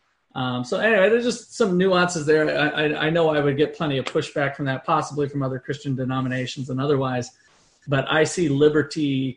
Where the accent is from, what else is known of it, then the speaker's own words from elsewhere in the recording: Minnesota, United States; also born or lived in Iowa; now in Kansas, United States; I grew up in Minnesota, moved to Iowa, and then I came to Kansas